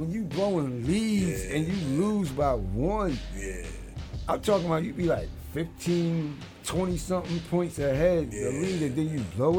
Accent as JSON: {"language": "English", "region": "New York", "country": "United States", "said": "I'm a New Yorker."}